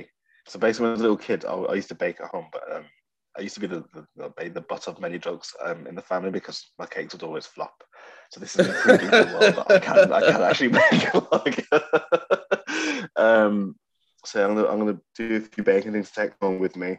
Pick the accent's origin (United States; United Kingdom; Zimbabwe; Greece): United Kingdom; Birmingham, West Midlands; moved away as an adult; now in North East England, United Kingdom; I'm just feeling very cut off from my hometown